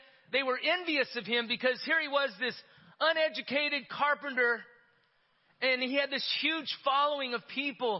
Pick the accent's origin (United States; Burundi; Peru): United States; Yerington, Nevada; When I was a kid growing up in Yerington, Nevada